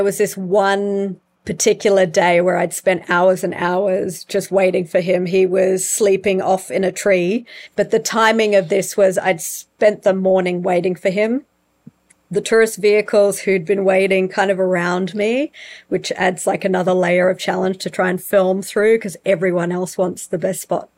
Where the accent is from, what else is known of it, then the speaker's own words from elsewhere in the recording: Australia; now in South Africa; as an Aussie